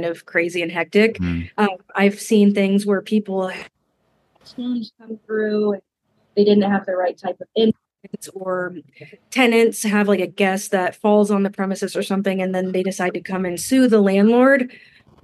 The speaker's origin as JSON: {"language": "English", "town": "Denver", "region": "Colorado", "country": "United States", "moved": "yes", "lives_now": "Kansas City, United States", "said": "I'm originally from Denver"}